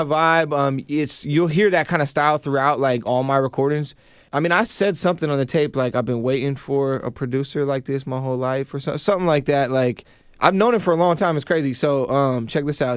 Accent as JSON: {"language": "English", "town": "Kingsgate", "region": "Washington", "country": "United States", "tie": "born or raised there", "also_born_or_lived": "Renton", "said": "I grew up in Kingsgate"}